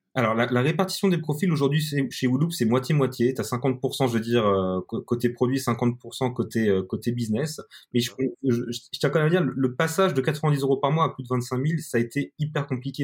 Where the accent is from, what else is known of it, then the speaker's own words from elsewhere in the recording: France; nous, les Français